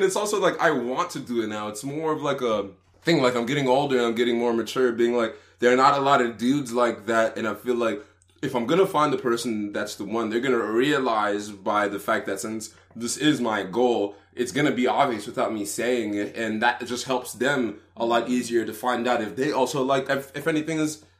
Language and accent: English; Texas, United States; She grew up in California. We grew up in Texas.